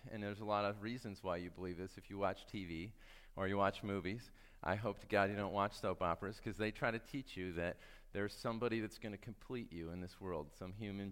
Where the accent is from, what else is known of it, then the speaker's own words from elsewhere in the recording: Michigan, United States; I grew up in Michigan